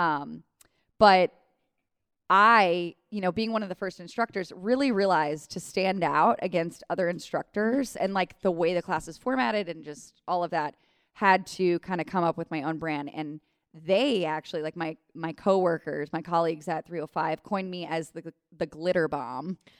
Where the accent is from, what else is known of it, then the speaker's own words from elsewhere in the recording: Cleveland, Ohio, United States; moved away as an adult; also born or lived in Strongsville, Ohio / New York; now in Cincinnati, United States; I grew up in Cleveland